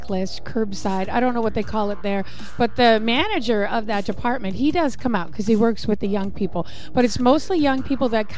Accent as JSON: {"language": "English", "region": "British Columbia", "country": "Canada", "tie": "born or raised there", "said": "I was born in British Columbia."}